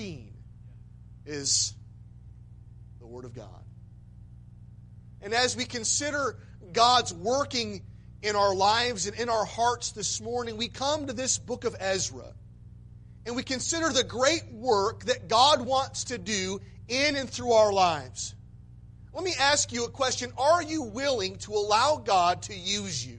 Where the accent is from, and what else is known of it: Michigan, United States; born or raised there